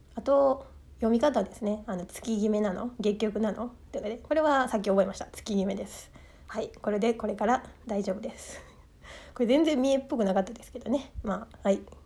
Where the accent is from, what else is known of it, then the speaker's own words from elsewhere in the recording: Mie, Japan; accent: Mie dialect; moved away; 私、出身が三重県なんですけども